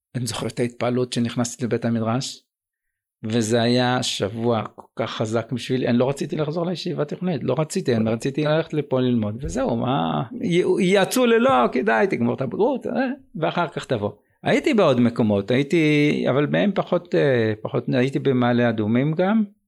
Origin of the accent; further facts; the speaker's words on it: Jerusalem, Jerusalem District, Israel; also born or lived in Nazareth Illit; אני גדלתי בירושלים, בעיקר